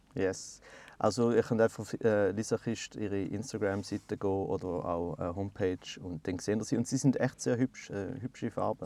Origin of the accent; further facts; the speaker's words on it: Switzerland; bei uns in der Schweiz